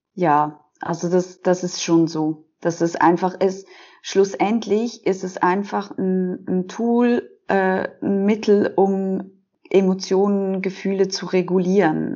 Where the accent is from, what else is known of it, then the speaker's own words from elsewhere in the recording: Switzerland; ich bin 33 und ich komme aus der Schweiz